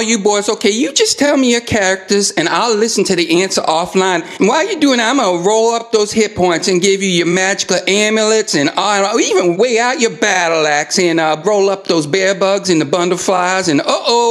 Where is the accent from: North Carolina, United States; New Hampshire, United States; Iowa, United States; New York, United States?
New York, United States; New York City; All right, hi everybody … I'm from New York City. You could just call me ….